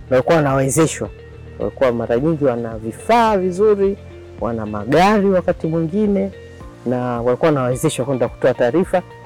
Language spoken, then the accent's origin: Swahili; Dar es Salaam, Tanzania; nimekulia Dar es Salaam